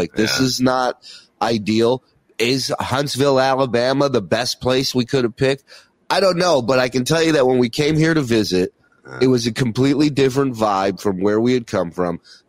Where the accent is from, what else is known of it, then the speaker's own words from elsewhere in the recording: Israel; born there; I was born in Israel, right? My parents are immigrants.